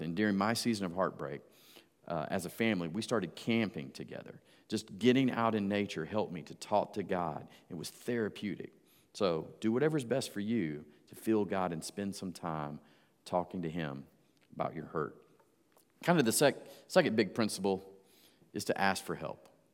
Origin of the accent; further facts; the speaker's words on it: Georgia, United States; moved away; also born or lived in Jacksonville, Florida; my hometown back in Georgia.